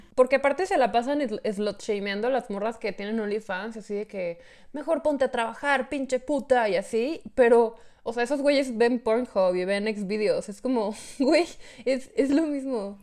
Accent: Hidalgo del Parral, Chihuahua, Mexico; soy de Parral. Yo estoy en Parral

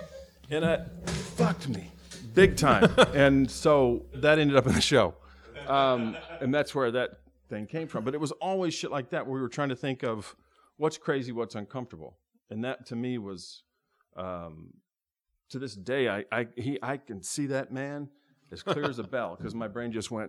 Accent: the South, United States; I grew up in the South

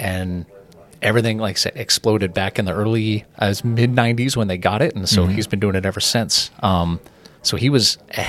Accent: Murrieta, California, United States; also born or lived in Wildomar / Temecula; So I'm born here. I'm 25 years old. I was just born up in Wildomar. So my parents lived in Murrieta. They still do for my entire life. Up until I got married, I didn't live outside of Murrieta.

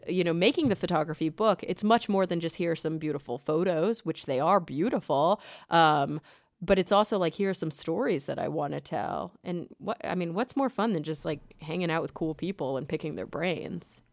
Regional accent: Texas, United States; also born or lived in New York; now in Los Angeles, United States; growing up in Texas

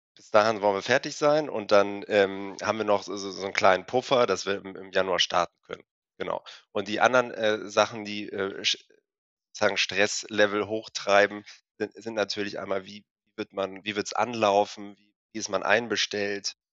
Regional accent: Hamburg, Germany; also born or lived in Freiburg / Bremen; wir kommen beide aus Hamburg

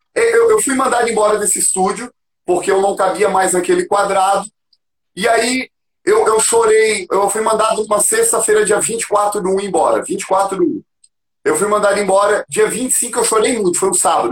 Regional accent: Florianópolis, Santa Catarina, Brazil; moved away as an adult; also born or lived in São Paulo; now in Curitiba, Brazil; eu sou de Floripa, sou manezinho da ilha

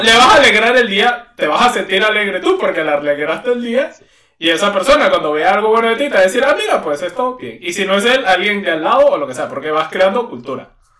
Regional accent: Venezuela; moved away; en mi país

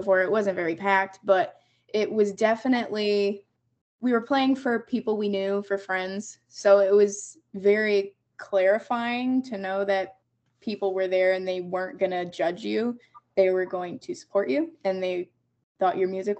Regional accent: Wellington, Ohio, United States; Wellington High School. So I was born and raised in Wellington.

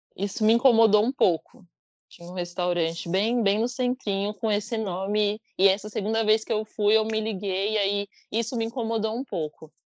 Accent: São Paulo, Brazil; sou de São Paulo, capital, moro na Penha, na Zona Leste.

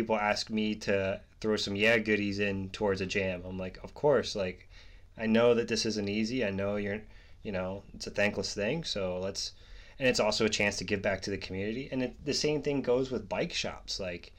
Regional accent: Pennsylvania, United States; I'm from Central PA, so I grew up in between Pittsburgh and Philly.

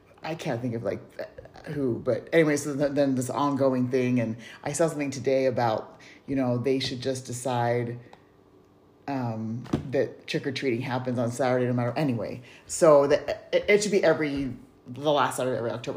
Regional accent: Utah, United States; moved away; we don't live in Utah anymore. We grew up in Utah. We don't live in Utah anymore.

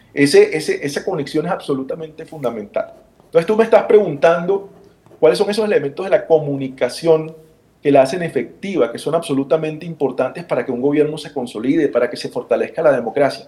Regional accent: Barranquilla, Atlántico, Colombia; accent: Colombian Caribbean; Yo vengo de una ciudad, quizá no lo han notado por mi acento, en el Caribe colombiano

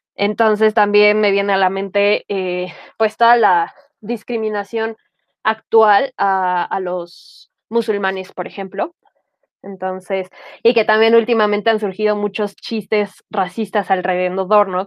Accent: Mexico; soy mexicana

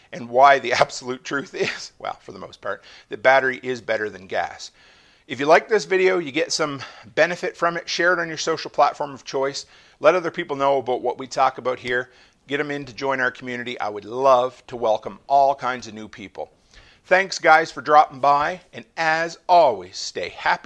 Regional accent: Canada; the silly Canadian that I am

